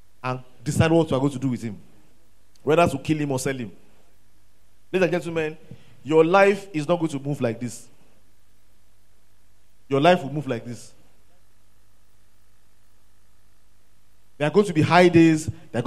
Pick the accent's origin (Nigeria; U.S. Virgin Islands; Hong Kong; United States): Nigeria; Ilorin, Kwara; I grew up in Ilorin